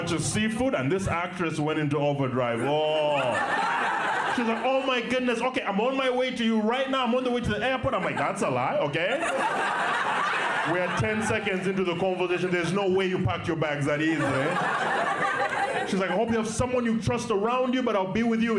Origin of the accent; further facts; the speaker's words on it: Kampala, Central Region, Uganda; I was born and raised in Kampala, Uganda